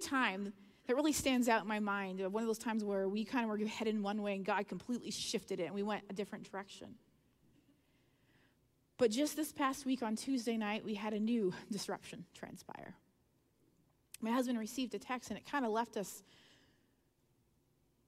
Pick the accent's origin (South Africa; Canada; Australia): Canada; I'm Canadian and I've lived, you know, in the north